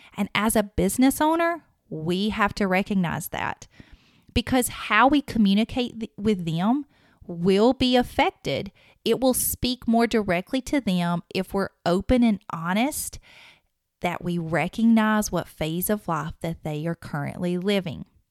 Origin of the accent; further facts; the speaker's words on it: the South, United States; accent: southern; my southern accent